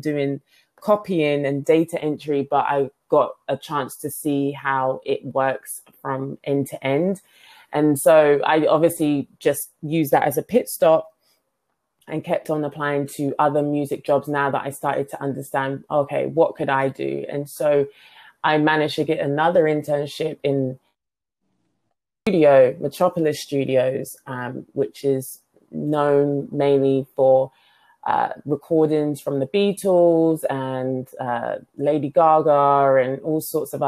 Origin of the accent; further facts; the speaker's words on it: London, United Kingdom; moved away as an adult; also born or lived in New York; now in Silicon Valley, United States; I grew, born, raised in London